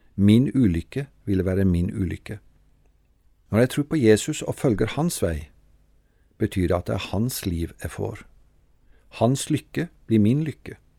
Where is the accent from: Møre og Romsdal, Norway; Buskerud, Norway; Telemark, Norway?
Telemark, Norway; Treungen; Hjemme i Frikirka i Treungen var det to kors